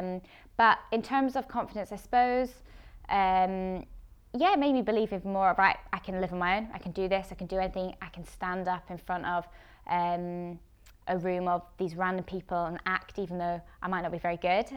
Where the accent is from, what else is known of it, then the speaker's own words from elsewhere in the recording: Edinburgh, Scotland, United Kingdom; also born or lived in England / London / Amsterdam; I moved up to Edinburgh when I was about 10, 11